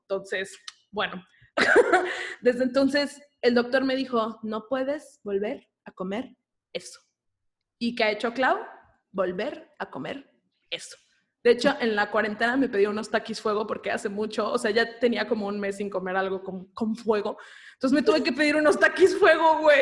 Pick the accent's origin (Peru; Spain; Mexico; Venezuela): Mexico; Cancún, Quintana Roo; Camino y yo somos de Cancún